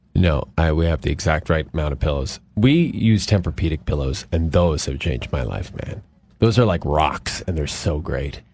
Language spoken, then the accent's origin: English; Athabasca, Alberta, Canada; born or raised there; moved away